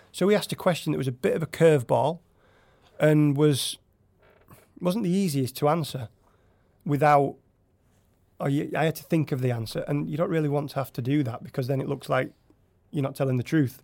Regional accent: Yorkshire and the Humber, United Kingdom; moved away as an adult; now in Norway; I'm from Yorkshire in England

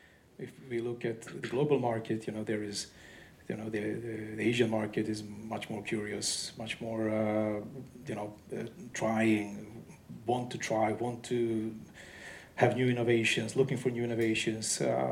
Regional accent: Sweden; Come on, we are from Sweden, so it's we can drive innovations.

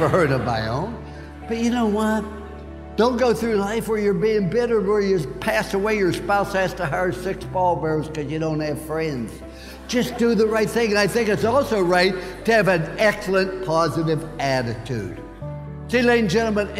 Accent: Follansbee, West Virginia, United States; I was born in Fallsby, West Virginia

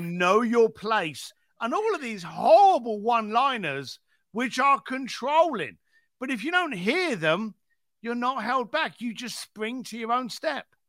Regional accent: London, United Kingdom; moved away as an adult; now in Los Angeles, United States; I was a bricklayer from East London

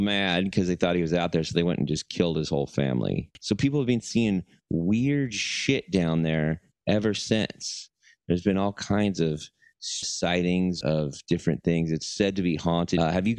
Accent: Denton, Texas, United States; growing up in Denton

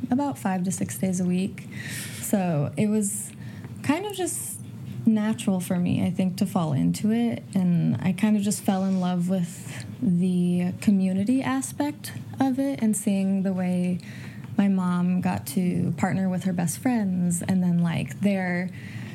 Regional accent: Idaho, United States; also born or lived in Spokane, Washington; I originally grew up in Spokane, Washington, and then moved to Idaho around the age of 9. And then from 9 to 18, I went to high school and junior high and all of that in Idaho

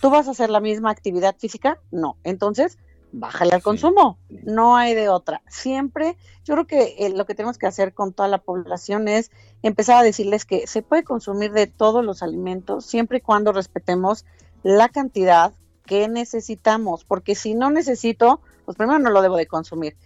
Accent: Mexico

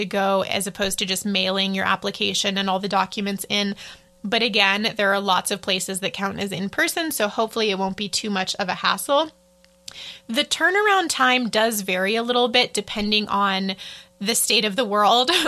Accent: United States; as an American

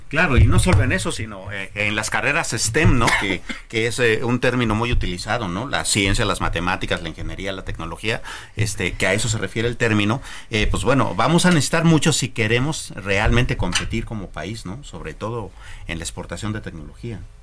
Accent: Mexico; como mexicanos

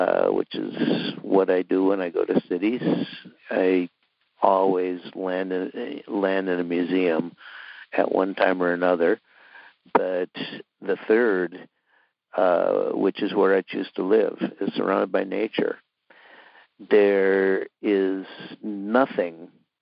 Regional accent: Minnesota, United States; moved away as an adult; also born or lived in Arizona; now in Western Massachusetts, United States; I grew up in Minnesota, and when I was a kid, I lived on the edge of a wonderful marshland

